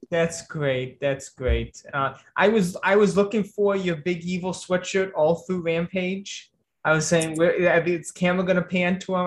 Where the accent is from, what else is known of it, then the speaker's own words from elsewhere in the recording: Chicago, Illinois, United States; moved away; my hometown